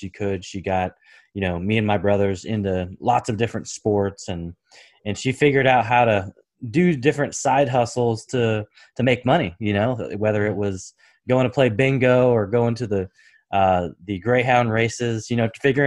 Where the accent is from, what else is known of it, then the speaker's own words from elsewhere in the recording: Portland, Oregon, United States; I was born and raised in the Pacific Northwest, so Portland, Oregon